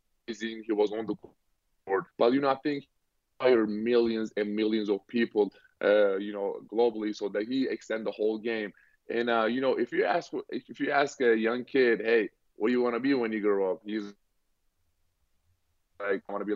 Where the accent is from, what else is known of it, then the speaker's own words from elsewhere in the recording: Turkey; now in Boston, United States; I grew up in Turkey